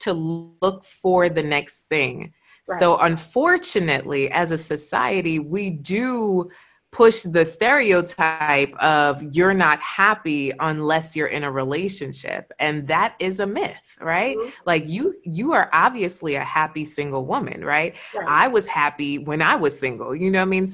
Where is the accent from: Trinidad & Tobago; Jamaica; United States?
Jamaica; I'm Jamaican